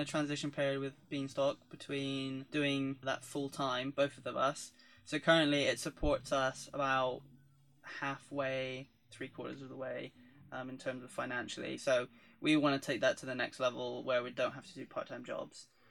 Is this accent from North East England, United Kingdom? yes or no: no; Devon, South West England, United Kingdom; moved away as an adult; I came from Devon